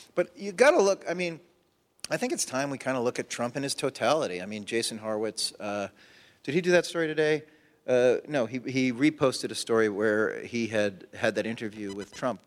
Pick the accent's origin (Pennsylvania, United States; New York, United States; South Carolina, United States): New York, United States; New York City; I'm from Sheepshead Bay in Brighton Beach